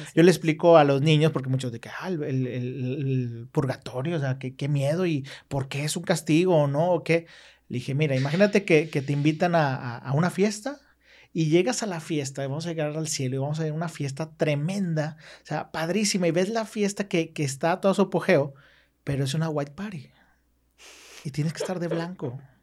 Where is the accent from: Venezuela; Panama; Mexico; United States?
Mexico; somos mexicanos